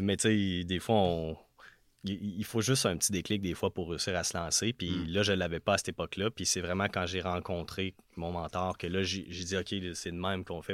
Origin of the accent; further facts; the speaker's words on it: Notre-Dame-de-l'Île-Perrot, Quebec, Canada; moved away as an adult; now in Quebec City, Canada; je viens de l'ouest de Montréal